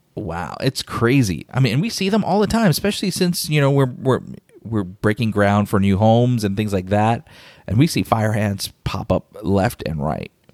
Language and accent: English; Chicago, Illinois, United States; now in Winter Garden, United States; I'm, I'm originally from Chicago.